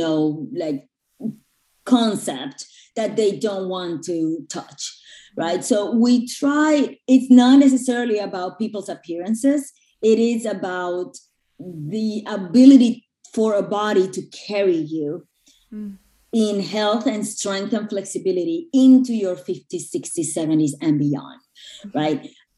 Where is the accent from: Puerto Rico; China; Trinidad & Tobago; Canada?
Puerto Rico; moved away as an adult; also born or lived in New York; I grew up in Puerto Rico and then I moved to New York when I was in my early 20s to go to school